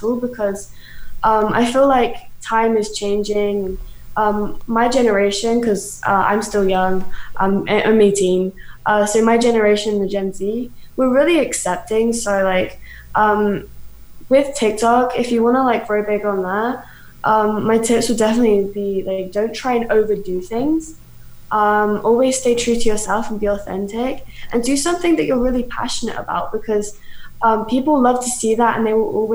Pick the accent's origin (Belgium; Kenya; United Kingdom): United Kingdom; now in Canada; I'm British, but I live in Canada now.